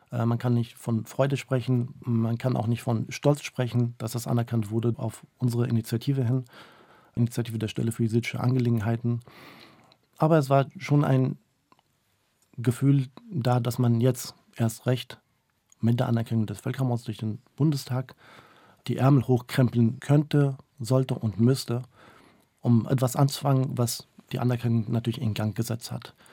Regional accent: Germany; also born or lived in Mosul, Iraq; weswegen ich im Endeffekt in Deutschland gelandet bin.

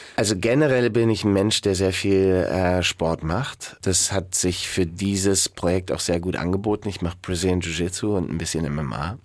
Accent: Garmisch-Partenkirchen, Bavaria, Germany; ich bin in Garmisch-Partenkirchen groß geworden

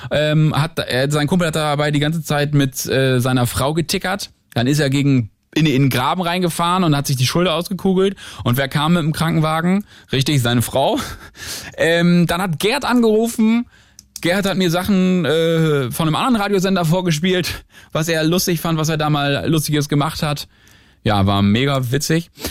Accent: Northern Germany, Germany; now in Berlin, Germany

